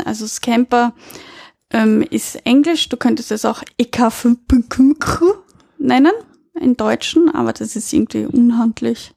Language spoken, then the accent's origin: German; Austria; bei uns in Österreich